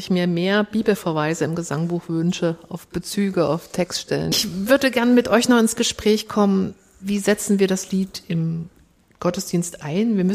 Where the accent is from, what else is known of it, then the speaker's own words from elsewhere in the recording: Saxony, Germany; accent: Saxon; da haben wir wieder unseren sächsischen Dialekt. Das kriegen wir nicht raus.